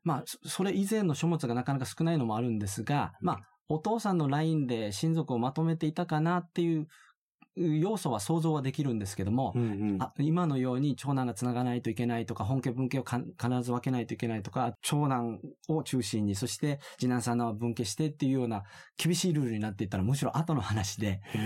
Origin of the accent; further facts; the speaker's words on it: Okinawa, Japan; 沖縄出身